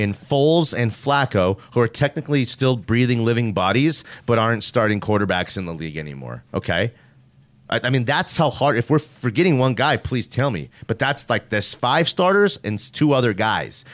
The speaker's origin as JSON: {"language": "English", "town": "Denver", "region": "Colorado", "country": "United States", "tie": "born or raised there", "said": "I'm from Denver, Colorado."}